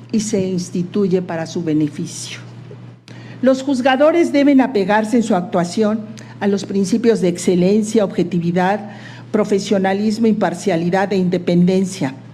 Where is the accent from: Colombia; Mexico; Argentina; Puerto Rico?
Mexico; Servir a mi país desde la Corte será para mí como mexicana, mujer y abogada la oportunidad de contribuir a la consolidación de un sistema judicial